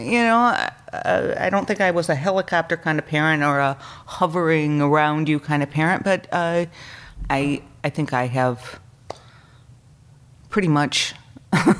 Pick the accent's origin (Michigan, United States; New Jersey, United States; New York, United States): Michigan, United States; Allegan; born or raised there; also born or lived in Chicago, Illinois